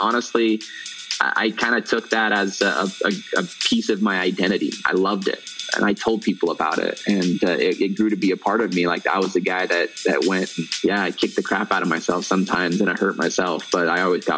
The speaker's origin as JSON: {"language": "English", "region": "Utah", "country": "United States", "tie": "born or raised there", "said": "I grew up here in the States, in Utah"}